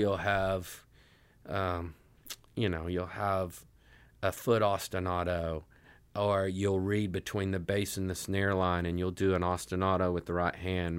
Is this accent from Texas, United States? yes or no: no; Elizabethton, Tennessee, United States; moved away as an adult; also born or lived in Johnson City, Tennessee / Knoxville, Tennessee; now in Nashville, United States; I was born in Johnson City, and I grew up in a small town called Elizabethton.